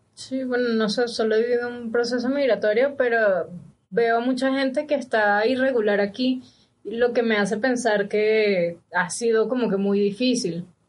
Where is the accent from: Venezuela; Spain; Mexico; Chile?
Venezuela; Valencia, Carabobo; also born or lived in San Felipe; now in Ecuador; yo nací en Valencia, okay. pero me registraron en San Felipe